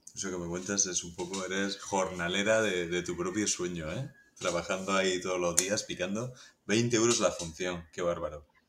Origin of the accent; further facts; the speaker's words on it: Region of Murcia, Spain; yo soy murciano